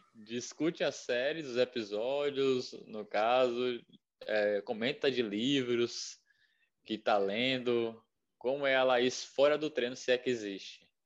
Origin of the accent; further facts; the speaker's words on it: Bahia, Brazil; eu sou da Bahia